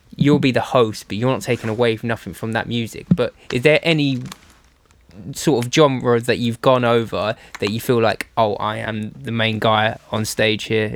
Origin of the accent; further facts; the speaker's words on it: Essex, East of England, United Kingdom; now in Bristol, United Kingdom; I'm from Essex, um, just east side of London